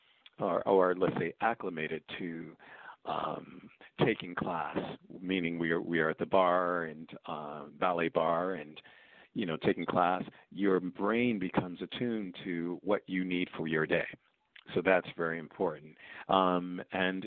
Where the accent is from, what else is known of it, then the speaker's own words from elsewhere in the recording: New York City, New York, United States; I grew up in Queens, New York